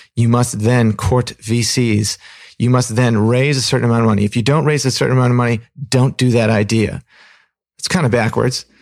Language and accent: English; Pacific Northwest, United States; also born or lived in Fremont, California; when I was three, we moved up to the Pacific Northwest.